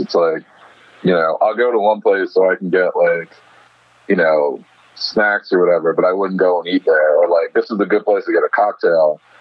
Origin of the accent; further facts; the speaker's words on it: New York City, New York, United States; I grew up in Bed Stuy, and so Bed Stuy is always like you know I think about I think about home in my sort of formative years